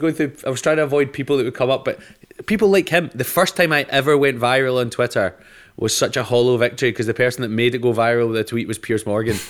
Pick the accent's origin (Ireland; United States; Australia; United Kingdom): United Kingdom; Scotland; I'm Scottish